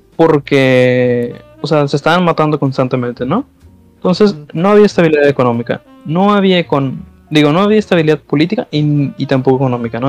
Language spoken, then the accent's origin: Spanish; Mexico